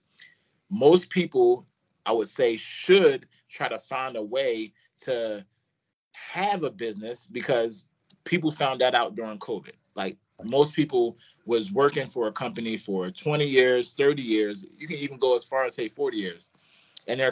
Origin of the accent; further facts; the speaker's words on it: Philadelphia, Pennsylvania, United States; moved away; also born or lived in Florida / Los Angeles; I'm from Philadelphia, moved all the way to Florida, played at Bethune-Cookman University, played there, moved